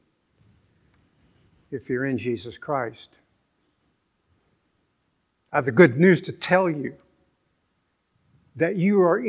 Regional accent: Venezuela; moved away; I was born in Venezuela.

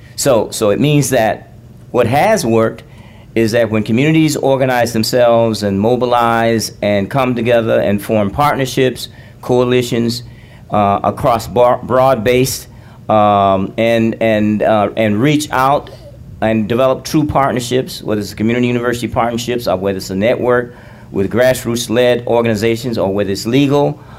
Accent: Alabama, United States; I grew up in Alabama

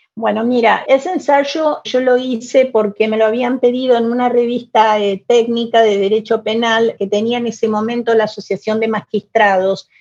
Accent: Buenos Aires, Argentina; first language Spanish; Yo nací en Buenos Aires, en mi adorada Buenos Aires, en mi Buenos Aires con sus sus pesares, sus fracasos, sus problemas. Es una ciudad que amo profundamente. Yo me siento porteña

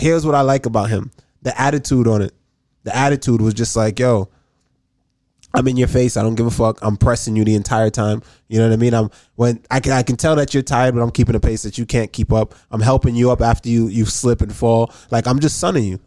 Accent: Jamaica; moved away; also born or lived in Massachusetts; I'm from Jamaica

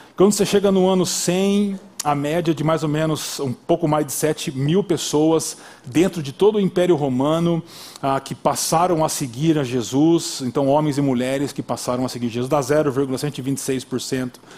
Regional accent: Brazil; Nós brasileiros

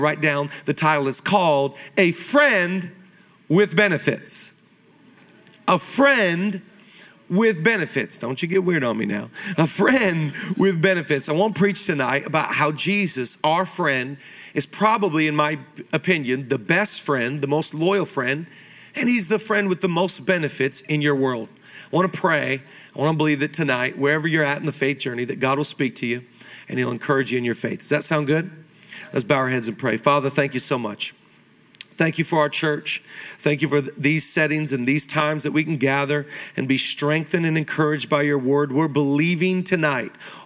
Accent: Seattle, Washington, United States; I grew up in Seattle, Washington area

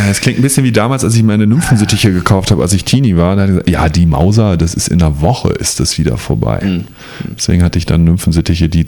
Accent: North Rhine-Westphalia, Germany; ich komme ja aus der Nähe vom Ruhrpott. Ich komme nicht aus dem Ruhrpott

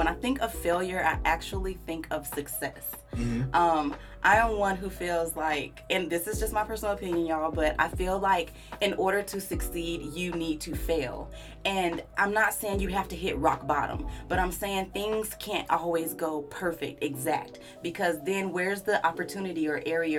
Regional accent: California, United States; born there; So I love to say I'm from all over the place because I have literally lived in so many different places. I was born in Cali. All my family, well, pretty much all of my family lives in Cali.

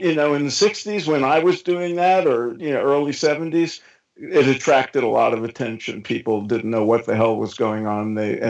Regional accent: New York, United States; moved away; back when I was growing up in New York

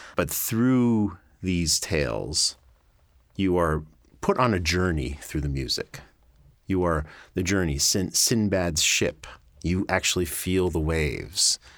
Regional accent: Great Neck, New York, United States; I'm from New York. I grew up on Long Island in a town called Great Neck

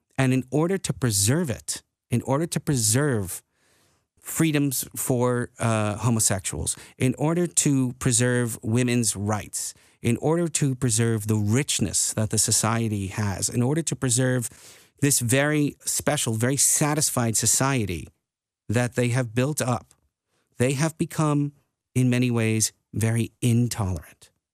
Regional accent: United States; moved away as an adult; now in Netherlands; growing up in the United States.

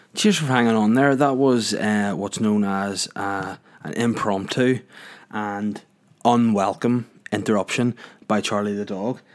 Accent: North Down, Northern Ireland, United Kingdom; moved away as an adult; I'm from North Darn. I've been from North Darn for longer.

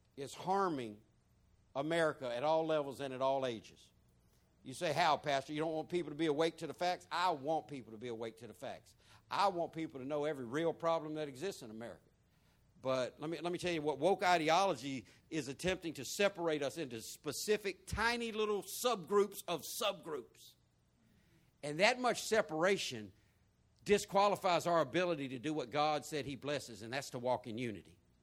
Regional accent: the American South, United States; I'm Southern top to bottom. I'm American top to bottom.

